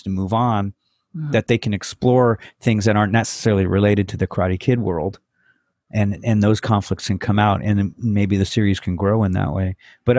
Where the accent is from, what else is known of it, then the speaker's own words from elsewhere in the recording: Woodland Hills, California, United States; I grew up in Woodland Hills, which is, you know, on the, according to the movie, on the other side of the tracks of Reseda.